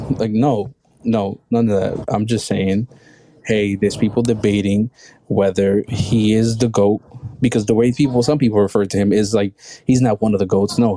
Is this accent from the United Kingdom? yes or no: no; Colorado, United States; Yeah, I'm from Colorado.